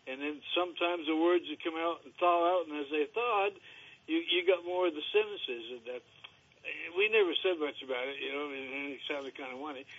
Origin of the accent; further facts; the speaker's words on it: Rochester, Vermont, United States; I grew up down in Rochester, Vermont